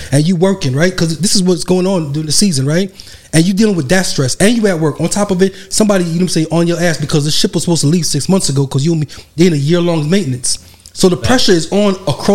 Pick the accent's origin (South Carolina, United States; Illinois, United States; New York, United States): New York, United States; I'm from New York